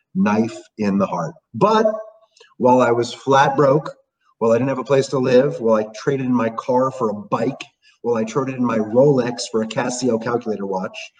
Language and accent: English; New York City, New York, United States; growing up in New York City